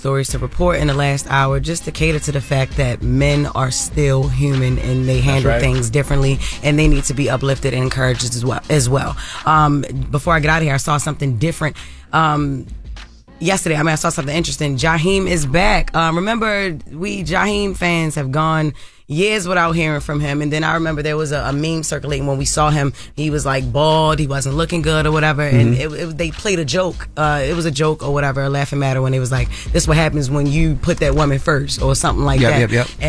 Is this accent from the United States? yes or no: yes; Baltimore, Maryland, United States; Growing up in Baltimore City with, you know, family members that, you know, were addicted